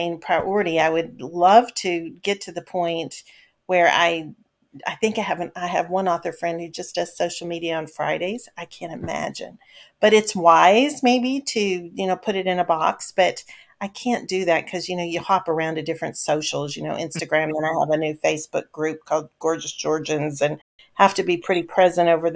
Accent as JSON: {"language": "English", "region": "Kentucky", "country": "United States", "tie": "born or raised there", "moved": "yes", "lives_now": "Pacific Northwest, United States", "said": "my home state, Kentucky"}